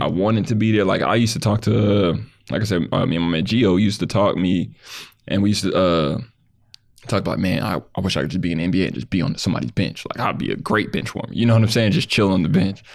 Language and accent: English; Lancaster, California, United States; I grew up in, uh, Lancaster, California